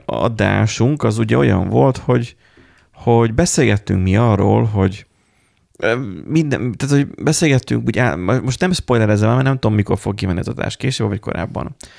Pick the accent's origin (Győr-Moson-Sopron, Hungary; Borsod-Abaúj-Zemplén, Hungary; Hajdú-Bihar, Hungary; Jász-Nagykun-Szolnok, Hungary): Borsod-Abaúj-Zemplén, Hungary; borsodiak vagyunk és kemények vagyunk. Tehát, hogy nálunk medve jár